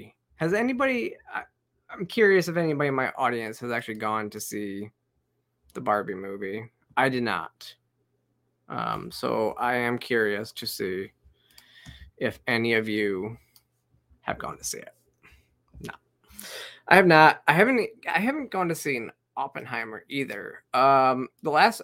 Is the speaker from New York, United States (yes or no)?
no; Michigan, United States; moved away; I grew up in Michigan. I graduated from Central Michigan. Most of my family still lives in Michigan.